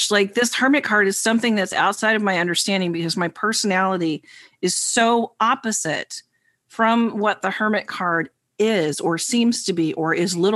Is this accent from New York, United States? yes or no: yes; New York, United States; the New Yorker.